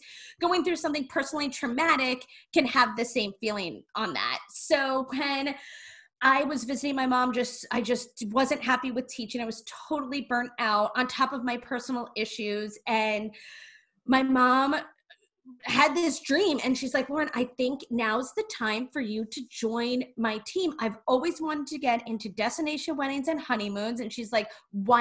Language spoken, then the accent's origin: English; New York, United States; We are from New York